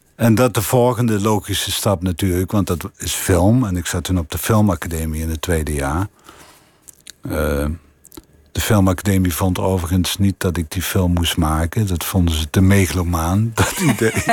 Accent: Limburg, Netherlands; accent: Limburgish; mijn Limburgse accent

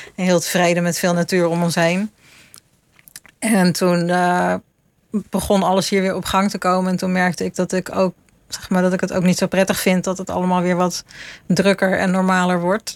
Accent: Utrecht, Netherlands; moved away as an adult; also born or lived in London; now in Leiden, Netherlands; toen kon ik in Utrecht gaan wonen waar ik vandaan kwam

